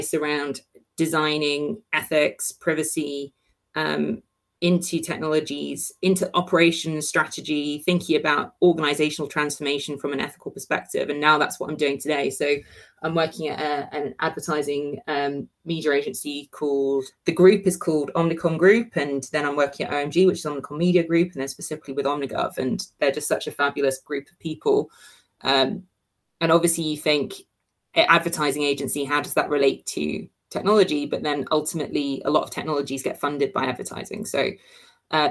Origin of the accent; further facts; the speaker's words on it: United Kingdom; we're also British